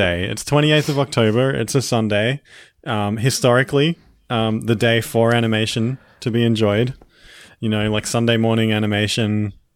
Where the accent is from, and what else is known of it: Australia; accent: Australian